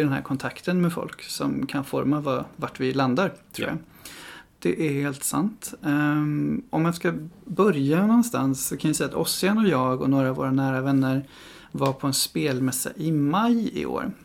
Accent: Stockholm, Stockholm County, Sweden; now in Gothenburg, Sweden; Jag är själv ifrån Stockholm

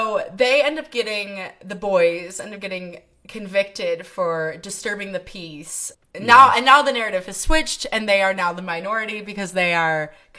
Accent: Iowa, United States; I'm from Iowa.

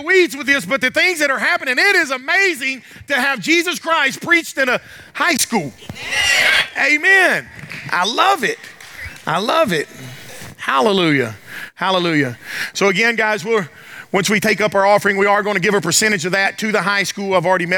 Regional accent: the South, United States; I'm from the South.

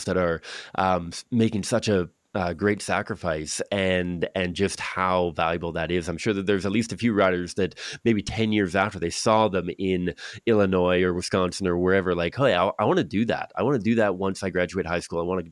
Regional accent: Victoria, British Columbia, Canada; I grew up in Victoria, which is like Seattle in America

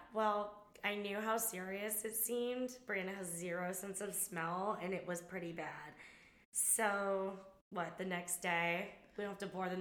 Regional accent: California, United States; moved away as an adult; also born or lived in New York; I was like from California

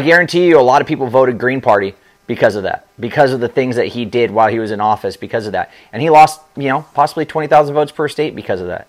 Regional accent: Southern California, United States; now in Florida, United States; I'm from Southern California, and San Diego

